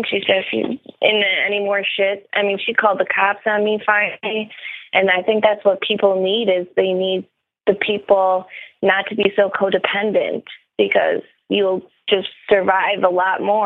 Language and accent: English; Midwest, United States; I'm from the Midwest